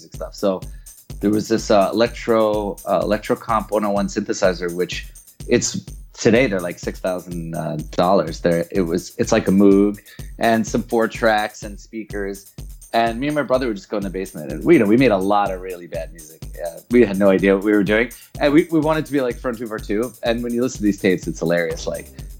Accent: New York, United States; moved away as an adult; now in Berlin, Germany; I grew up in New York in the 80s

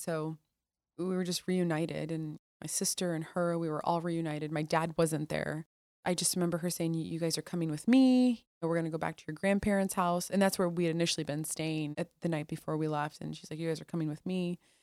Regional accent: Toledo, Ohio, United States; also born or lived in Mosul, Iraq; I was born in Toledo, Ohio

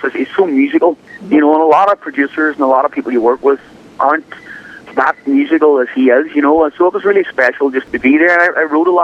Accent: Ireland; accent: Irish; moved away as an adult; now in Los Angeles, United States; I'm the most Irish person you've ever met. You hear my accent, I've been in America for 10 years and I still have this accent

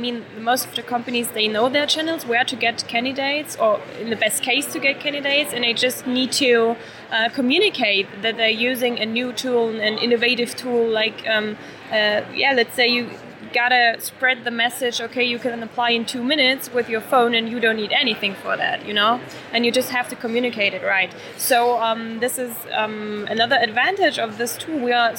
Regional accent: Germany; I think, I mean, we're from Germany.

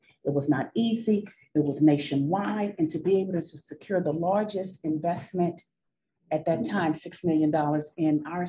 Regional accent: Dallas, Texas, United States; because I am from the southern part of Dallas. I grew up in Oak Cliff

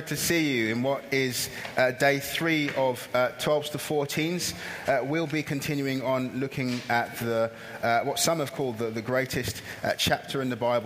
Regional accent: Camberley, South East England, United Kingdom; also born or lived in Nigeria; I grew up in a place called Camberley in Surrey

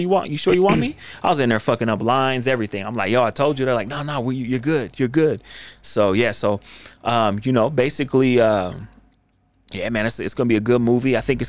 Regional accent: Rose Park, Utah, United States; No, I'm from Rose Park, man.

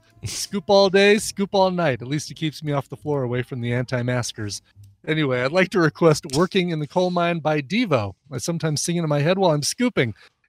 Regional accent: Australia; accent: Australian; I know one person on Twitter maybe doesn't appreciate my Australian accent so much.

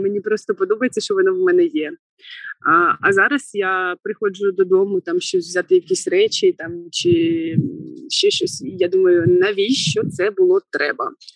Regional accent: Znamianka, Kirovohrad Oblast, Ukraine; moved away as an adult; now in Kharkiv, Ukraine; Я родом з Кіровоградської області, міста Знам'янка, і це центральна Україна

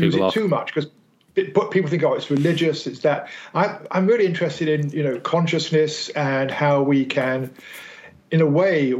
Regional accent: United Kingdom; moved away as an adult; now in California, United States; I'm British, but I'm actually living in California at the moment

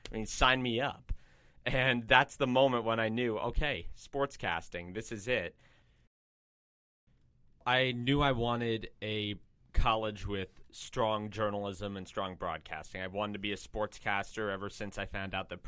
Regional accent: Cranbury, New Jersey, United States; moved away as an adult; now in Milwaukee, United States; I'm from Cranberry, New Jersey, but Milwaukee, Wisconsin's become my second home.

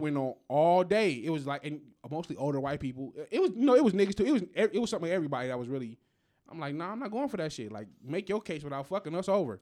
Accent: United States; We as Americans

